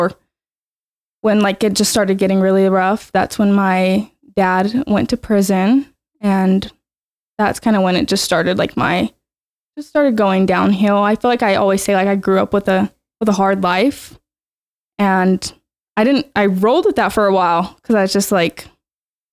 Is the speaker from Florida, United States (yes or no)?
no; Ogden, Utah, United States; I was born and raised in Ogden, Utah, and I went to Ben Lomond